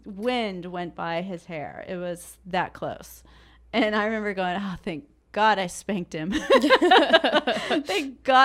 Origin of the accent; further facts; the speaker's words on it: Illinois, United States; So when I grew up in Illinois, the drinking age was 21.